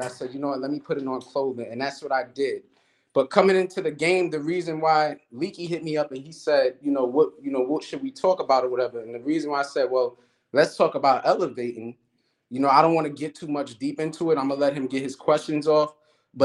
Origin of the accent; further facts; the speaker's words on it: New York City, New York, United States; I'm from Brooklyn. Some would consider East New York, Starrett City